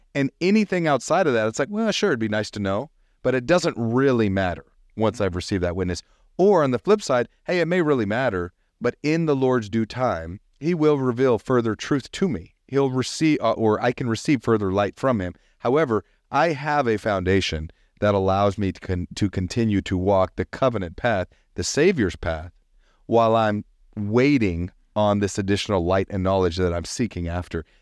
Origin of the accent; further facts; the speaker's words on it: the South, United States; growing up in the South